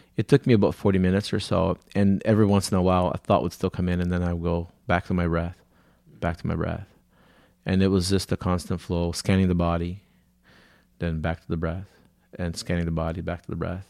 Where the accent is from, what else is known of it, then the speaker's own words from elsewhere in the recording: São Paulo, Brazil; moved away; I was born in Brazil, in, in a city called São Paulo